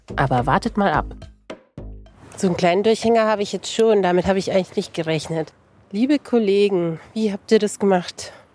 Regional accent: Regensburg, Bavaria, Germany; weil Regensburg meine Heimatstadt ist

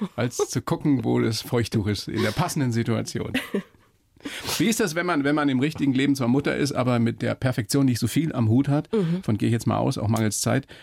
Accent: Upper Palatinate, Bavaria, Germany; aus der Oberpfalz, also aus meiner Heimat

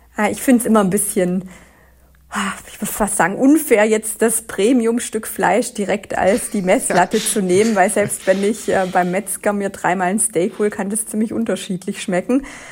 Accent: Swabia, Germany; Ich komme ja aus dem Schwabenland

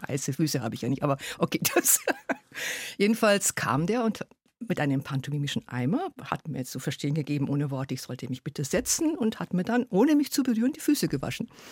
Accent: Germany; first language Hungarian; German is a second language; also born or lived in Hungary; Also ich habe dann in der Schule und Kindergarten hat ganz schnell Deutsch übernommen, aber zunächst mal haben wir in der Familie Ungarisch gesprochen

